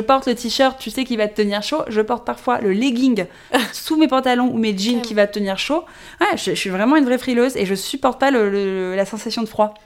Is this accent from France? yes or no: yes; Paris, Île-de-France, France; née, j'ai grandi à Paris